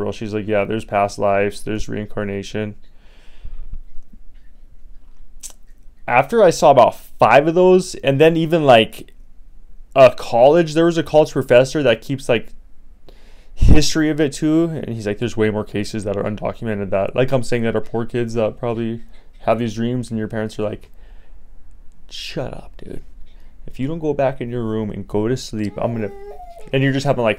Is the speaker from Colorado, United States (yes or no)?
yes; Colorado, United States; now in Las Vegas, United States; I come from Hippieville, USA, Colorado